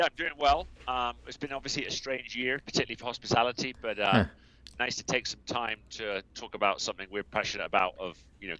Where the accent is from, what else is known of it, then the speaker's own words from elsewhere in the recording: South West England, United Kingdom; accent: US-influenced English; now in United States; I'm originally from the southwest of England. I'm regularly mistaken for an Aussie because of the US effect on my accent. But yeah, I'm from a county called Somerset.